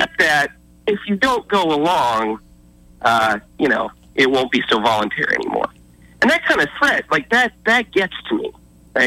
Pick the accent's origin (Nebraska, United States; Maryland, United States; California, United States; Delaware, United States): Nebraska, United States; moved away; I grew up in Nebraska